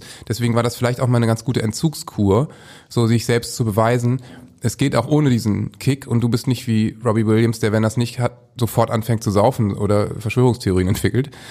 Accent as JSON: {"language": "German", "region": "Northern Germany", "country": "Germany", "said": "als Norddeutscher kann ich eben sagen"}